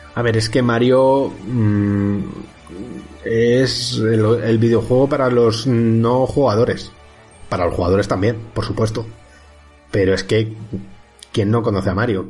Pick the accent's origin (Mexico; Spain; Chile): Spain; Villarrubia; mi pueblo, en Villarrubia